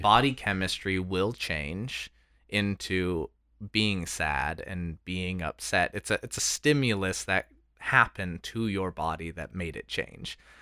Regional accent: United States; we're from America

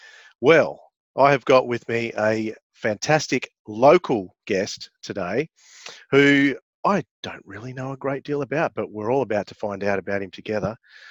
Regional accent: Richmond, New South Wales, Australia; because I grew up in Richmond.

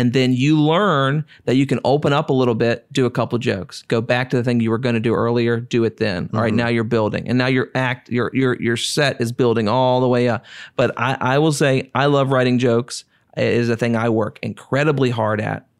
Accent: Cartersville, Virginia, United States; I grew up and Cartersville, Virginia, which is a place so small that I tell people I'm from Farmville

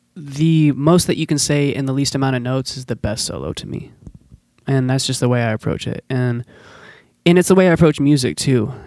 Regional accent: Forest Grove, Oregon, United States; I grew up in Forest Grove

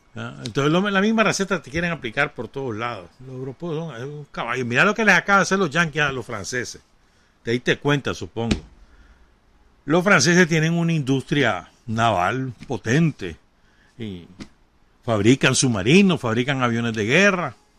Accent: Nicaragua

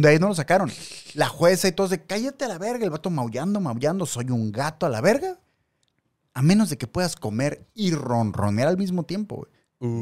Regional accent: Mexico; como mexicano

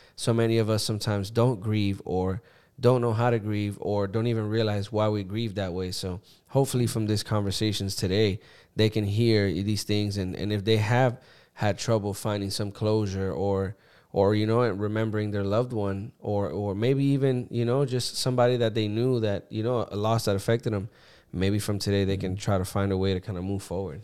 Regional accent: Puerto Rico; growing up in Puerto Rico, you know, my parents worked, so I grew up with my grandparents.

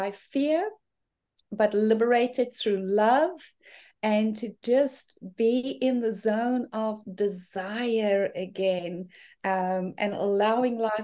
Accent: South Africa; moved away as an adult; now in New Zealand; I'm originally from South Africa and have been living in gorgeous New Zealand for the past 8 years.

